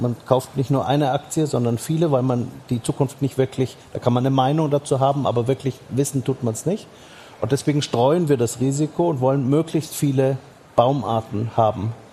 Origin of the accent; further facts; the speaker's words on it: Franconia, Bavaria, Germany; meine Heimat in, in, in Franken ist ein solcher Hotspot